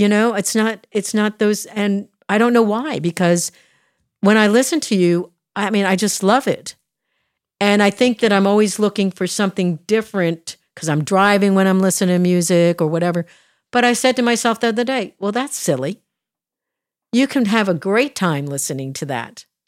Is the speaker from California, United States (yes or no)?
no; outside of Philadelphia, Pennsylvania, United States; moved away; I was raised outside of Philadelphia